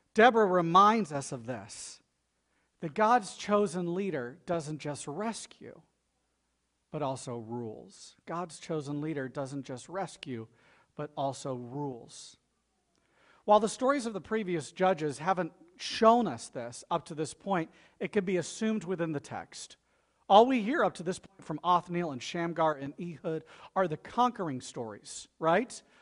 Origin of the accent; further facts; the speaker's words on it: Florida, United States; I'm from Florida too